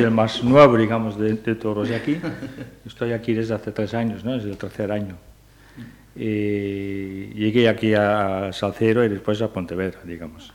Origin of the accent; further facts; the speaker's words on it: Netherlands; Spanish is a second language; moved away as an adult; now in Spain; Yo soy holandés.